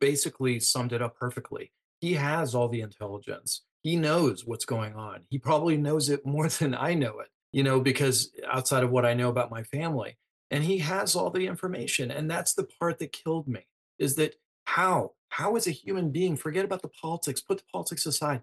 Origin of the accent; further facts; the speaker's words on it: Gaza Strip, Palestine; now in Virginia, United States; I'm a physician, I'm a person from Gaza